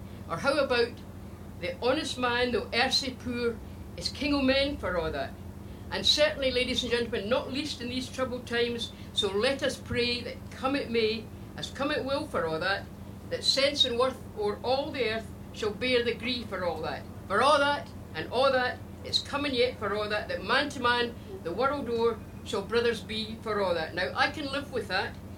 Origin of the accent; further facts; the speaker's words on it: Glasgow, Scotland, United Kingdom; I was born and brought up in Glasgow